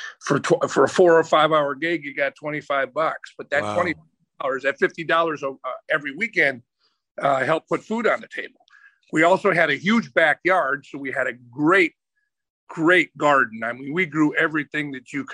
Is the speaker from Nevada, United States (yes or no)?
no; Green Bay, Wisconsin, United States; moved away as an adult; also born or lived in Atlanta; I grew up in a little town called Green Bay, Wisconsin